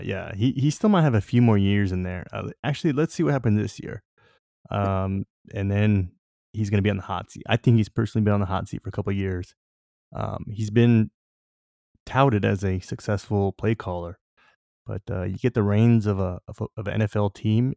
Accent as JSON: {"language": "English", "region": "Southern California", "country": "United States", "said": "I'm from SoCal"}